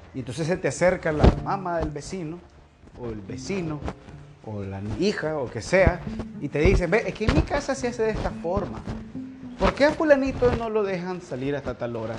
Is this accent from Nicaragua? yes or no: yes; Nicaragua; lo que somos, nicaragüenses